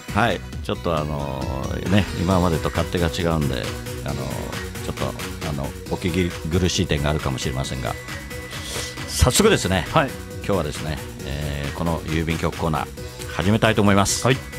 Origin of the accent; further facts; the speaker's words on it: Katsushika, Tokyo, Japan; やっぱり葛飾に生まれ育った